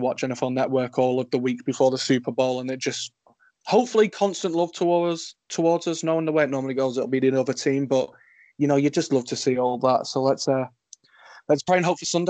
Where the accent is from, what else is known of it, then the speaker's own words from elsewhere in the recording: England, United Kingdom; I'm proud to say that I'm English or British